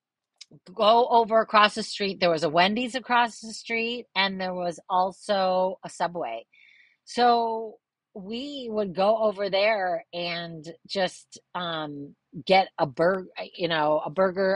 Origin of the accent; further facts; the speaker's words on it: East Grand Rapids, Michigan, United States; growing up in East Grand Rapids